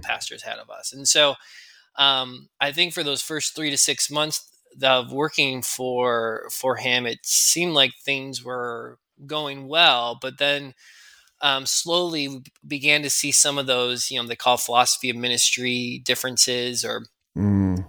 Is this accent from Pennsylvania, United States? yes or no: no; Chicagoland suburbs, Illinois, United States; My wife Maria and I grew up in the Chicagoland suburb